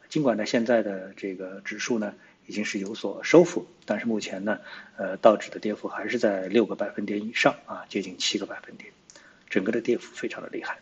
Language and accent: Chinese; China; 作为中国人